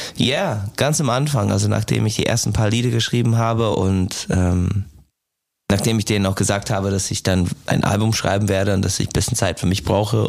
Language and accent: German; United States; German is a second language; moved away as an adult; also born or lived in Ireland; now in Germany; ich komme aus den USA, wohne halt den, die Hälfte meines Lebens jetzt in Deutschland